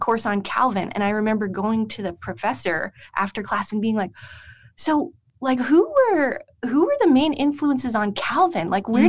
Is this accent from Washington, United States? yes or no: no; New Jersey, United States; also born or lived in Heidelberg, Germany; now in Holland, Michigan, United States; I'm not from the Midwest. Mm. I'm from New Jersey. So culturally, this is quite different for me.